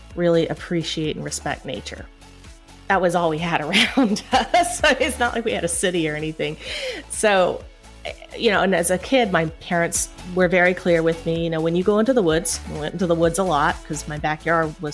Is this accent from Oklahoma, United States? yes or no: no; Kingsport, Tennessee, United States; moved away as an adult; also born or lived in Atlanta; My hometown is Kingsport, Tennessee